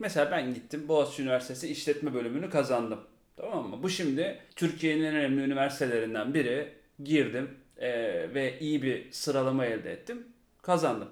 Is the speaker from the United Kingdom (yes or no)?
yes; England, United Kingdom; now in Turkey; Ben İngiltere'de doğdum. İngiltere'de büyüdüm. Native İngilizce konuşuyorum.